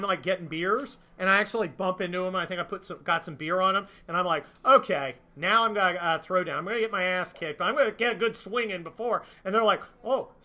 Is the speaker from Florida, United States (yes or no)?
no; California, United States; I'm a Californian. And I spent a lot of time in the South in the Army. And I was always the Californian.